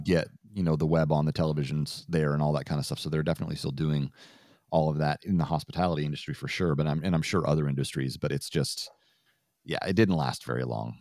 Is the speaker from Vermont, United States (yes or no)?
yes; Vermont, United States; growing up in Vermont